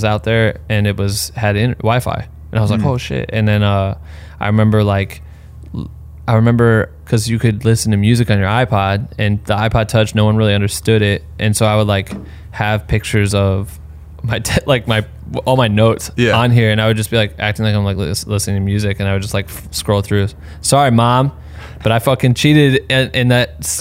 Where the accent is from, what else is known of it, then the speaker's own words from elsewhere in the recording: Iowa, United States; I'm like from Iowa